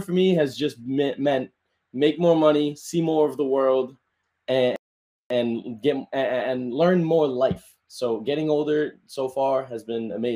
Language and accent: English; New York City, New York, United States; also born or lived in Florida; I am born and raised in the Bronx. I live in the Bronx right now